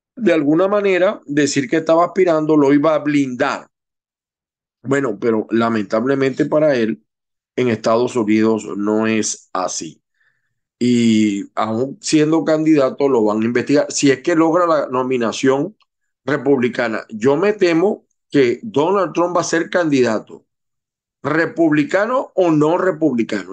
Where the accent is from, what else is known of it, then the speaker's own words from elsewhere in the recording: Zulia, Venezuela; moved away; los venezolanos, que sobre todo los que venimos del Zulia